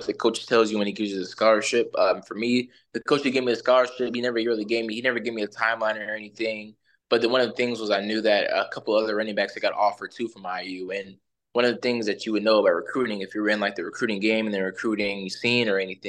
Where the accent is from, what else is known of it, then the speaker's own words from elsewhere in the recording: Indiana, United States; growing up in Indiana